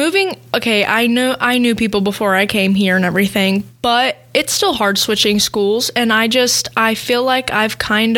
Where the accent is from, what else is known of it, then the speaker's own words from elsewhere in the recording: near Stillwater, Oklahoma, United States; now in Berthold, United States; I was born and raised in Oklahoma